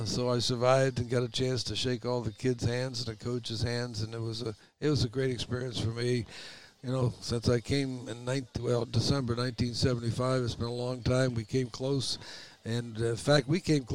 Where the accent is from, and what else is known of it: Phoenix, Arizona, United States; born or raised there; also born or lived in Boston, Massachusetts